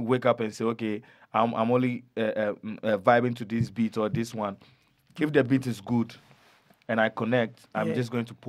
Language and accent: English; Ghana; So, in Ghana, you know, Ghana is a very hospitable, amicable country. We encourage a lot of cultures.